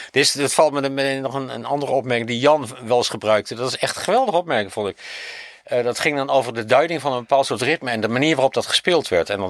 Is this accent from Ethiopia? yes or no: no; Winterswijk, Gelderland, Netherlands; ik kom daar ook vandaan.